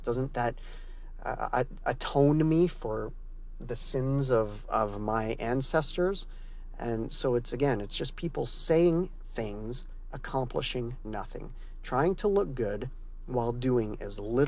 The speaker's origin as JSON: {"language": "English", "country": "Canada", "said": "I'm Canadian"}